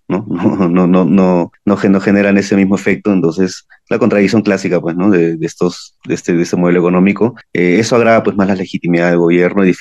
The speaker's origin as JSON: {"language": "Spanish", "country": "Peru", "said": "ya desde como ciudadanos peruanos lo, vemos a diario, ¿no?"}